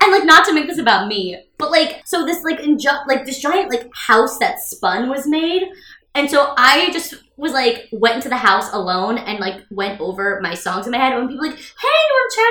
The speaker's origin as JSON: {"language": "English", "town": "New York City", "region": "New York", "country": "United States", "tie": "born or raised there", "said": "I was born in New York"}